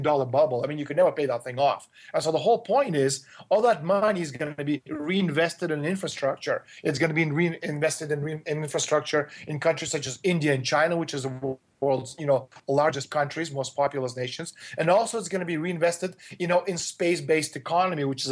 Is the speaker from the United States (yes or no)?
no; Toronto, Ontario, Canada; my hometown, Toronto, Canada